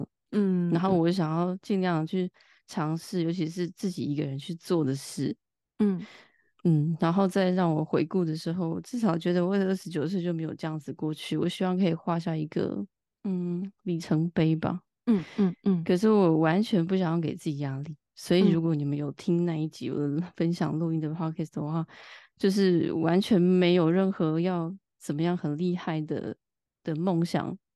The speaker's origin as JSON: {"language": "Chinese", "region": "Taipei", "country": "Taiwan", "moved": "as an adult", "lives_now": "France", "said": "嗯，好，我就是一个台湾人，在法国生活八年了吧。然后前半段比较长时间在巴黎读完研究所，然后试着生活，然后之后现在搬到南法生活满两年了"}